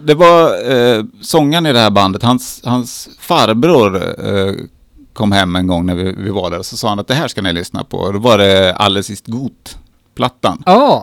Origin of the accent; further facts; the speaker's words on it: Katrineholm, Södermanland, Sweden; jag är uppvuxen i Katrineholm